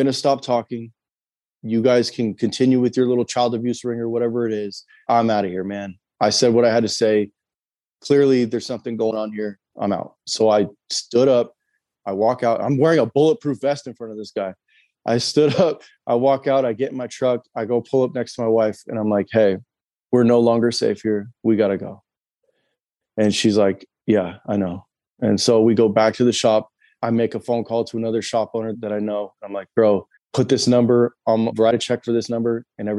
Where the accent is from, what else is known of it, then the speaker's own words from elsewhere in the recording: California, United States; also born or lived in Idaho; now in Pensacola, United States; we're from California. We lived in Idaho for years.